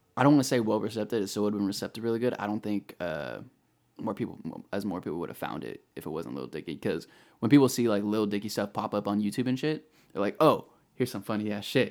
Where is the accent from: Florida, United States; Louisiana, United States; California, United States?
California, United States; Bay Area; moved away as an adult; now in Sacramento, United States; I'm originally from the Bay Area, uh, moved up here to Sacramento about three, four years ago